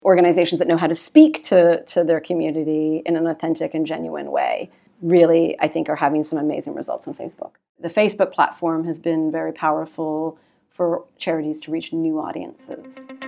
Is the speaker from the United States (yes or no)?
no; Canada; moved away as an adult; now in London, United Kingdom; I'm Canadian, and, um, I started my career in Canada